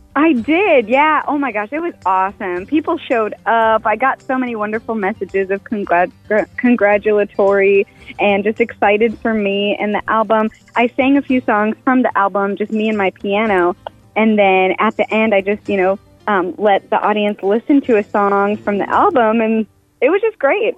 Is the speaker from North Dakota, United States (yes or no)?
yes; Fargo, North Dakota, United States; now in Nashville, United States; I'm from Fargo, and I grew up in Fargo